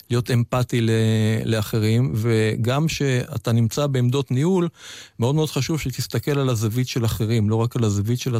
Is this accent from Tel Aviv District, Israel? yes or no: yes; Tel Aviv, Tel Aviv District, Israel; נכון, נולדתי בתל אביב, ושנות ילדותי עברו ברמת אביב, לא רמת אביב ג' של היום, רמת אביב השכונה הירוקה של הזוגות הצעירים, שניים וחצי חדרים, עם אבא ואימא, וסבתא גם שחיה יחד איתנו.